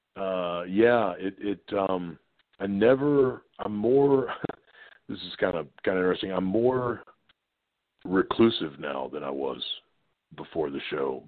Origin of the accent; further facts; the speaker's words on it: Virginia Beach, Virginia, United States; being in Norfolk, Virginia Beach, I was in Virginia Beach, Virginia